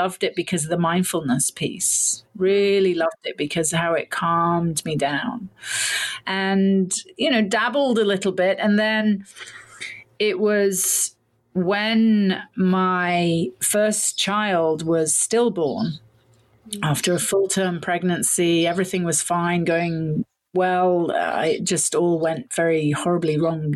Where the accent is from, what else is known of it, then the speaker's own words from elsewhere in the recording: United Kingdom; I'm British, was born in the UK to a Canadian mother, English father